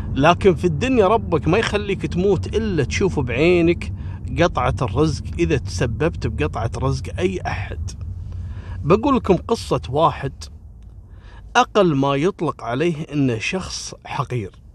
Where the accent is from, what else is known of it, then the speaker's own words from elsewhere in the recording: Kuwait; انا رجال كويتي